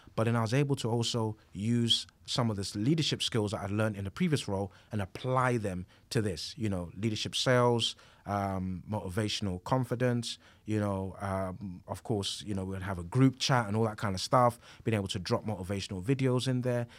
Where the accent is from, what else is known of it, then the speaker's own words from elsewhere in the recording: London, United Kingdom; I grew up in East London